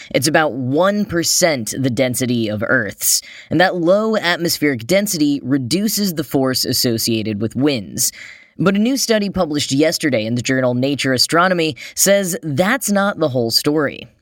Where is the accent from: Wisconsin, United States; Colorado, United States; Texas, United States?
Texas, United States; Dallas; now in New York City, United States; my hometown and found out that Dallas, Texas